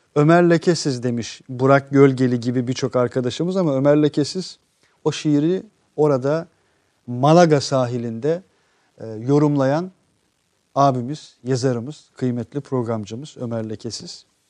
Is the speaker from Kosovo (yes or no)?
yes; Kosovo; now in Turkey; evet Kosovalıyım